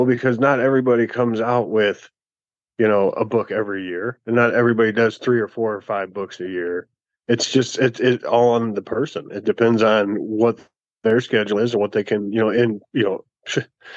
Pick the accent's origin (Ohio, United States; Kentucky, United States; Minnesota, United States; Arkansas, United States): Ohio, United States; Maumee; my hometown in Maumee